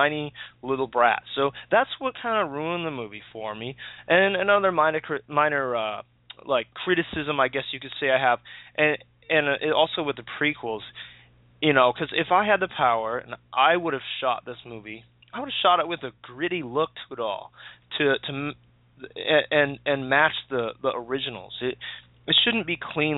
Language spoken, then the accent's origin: English; United States; also born or lived in Hawaii; I'm American